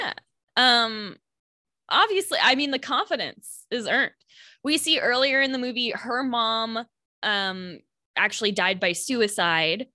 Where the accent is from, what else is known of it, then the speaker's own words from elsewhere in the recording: central Florida, United States; suburban central Florida